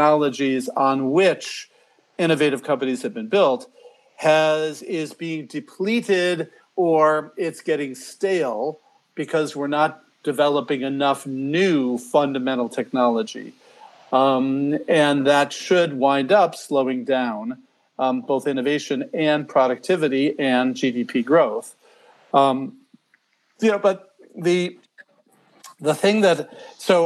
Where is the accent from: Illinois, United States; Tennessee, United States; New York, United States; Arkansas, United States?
Illinois, United States; Chicago; I grew up in Chicago or outside of Chicago.